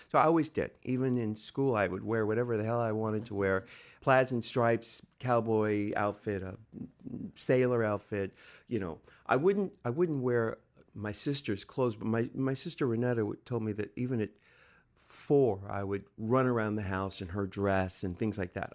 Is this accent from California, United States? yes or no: yes; San Diego, California, United States; I'm from San Diego, California, just little over 100 miles from where we are right now